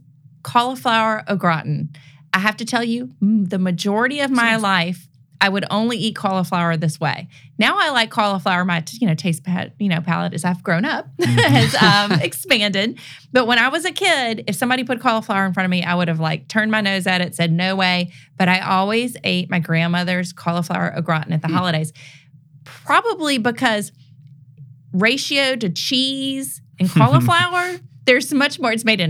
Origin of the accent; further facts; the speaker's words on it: Memphis, Tennessee, United States; also born or lived in New Orleans; I was born in New Orleans, but I grew up here in Memphis.